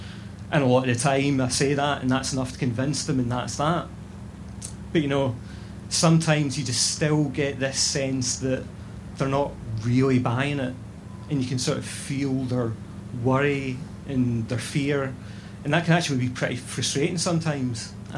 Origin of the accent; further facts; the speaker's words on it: Scotland, United Kingdom; I consciously chose to start describing myself as Scottish, not British, because I support Scottish independence.